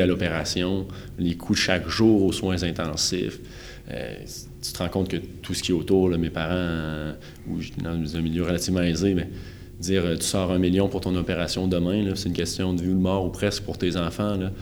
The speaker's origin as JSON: {"language": "French", "region": "Quebec", "country": "Canada", "tie": "born or raised there", "said": "je suis né au Québec euh, en 1995"}